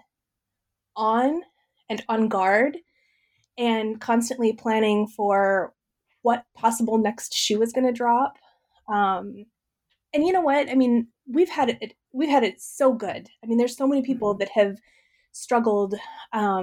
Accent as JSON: {"language": "English", "region": "Midwest", "country": "United States", "tie": "born or raised there", "said": "I grew up in the Midwest, in a farm family"}